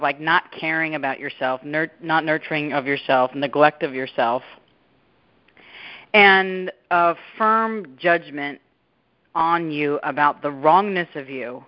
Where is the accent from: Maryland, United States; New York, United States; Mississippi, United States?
New York, United States; Long Island; moved away as an adult; also born or lived in Fairfield, Connecticut; now in California, United States; at home on Long Island where I grew up